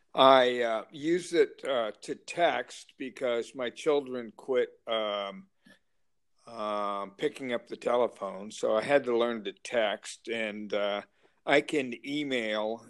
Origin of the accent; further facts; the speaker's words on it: Lincoln, Nebraska, United States; also born or lived in Anniston, Alabama; I grew up in Lincoln, Nebraska